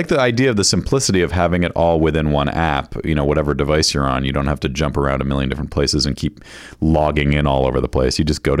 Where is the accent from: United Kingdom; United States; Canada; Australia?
United States; Northeast; I grew up in the Northeast. I wasn't exposed to good Mexican food for years.